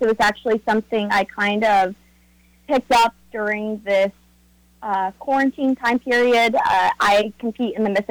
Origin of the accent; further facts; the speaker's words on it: Nelsonville, Ohio, United States; I've been born and raised in Nelsonville, Ohio